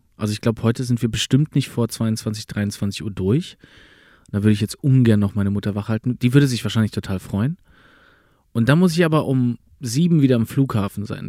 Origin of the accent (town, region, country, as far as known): Berlin, Germany; born or raised there; first language German; moved away as an adult